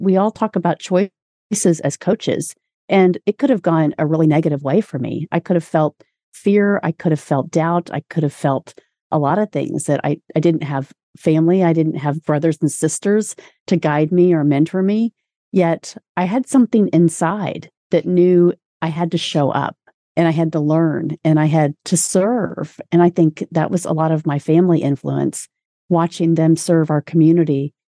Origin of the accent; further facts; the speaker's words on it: Indianapolis, Indiana, United States; also born or lived in Orlando, Florida; shortly after I was born, my family moved to Indianapolis